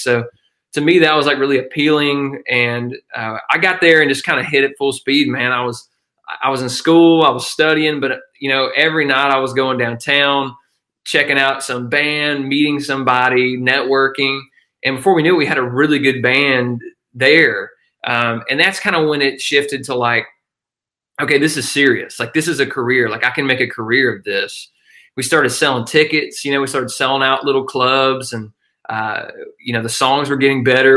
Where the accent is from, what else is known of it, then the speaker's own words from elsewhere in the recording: northeast Georgia, United States; i grew up in a tiny little mountain town uh, northeast georgia uh, which is about uh, an hour northeast of athens